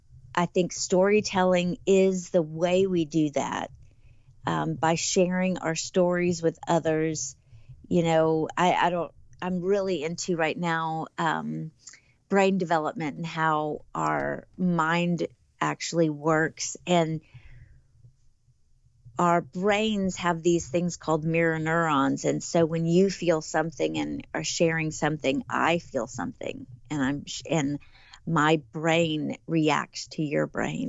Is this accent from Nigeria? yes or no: no; the South, United States; now in Tennessee, United States; I am a Southerner